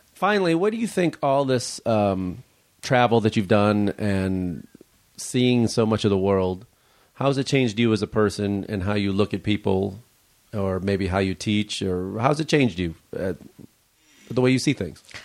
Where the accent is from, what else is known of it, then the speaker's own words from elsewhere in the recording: Chicago, Illinois, United States; I grew up in Chicago